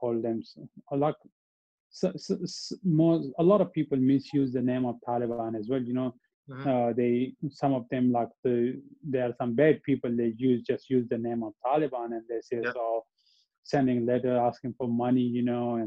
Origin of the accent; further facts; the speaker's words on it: Abbottabad, Khyber Pakhtunkhwa, Pakistan; English is a second language; moved away as an adult; also born or lived in Melbourne, Australia; now in Australia; my hometown, you know, Abbottabad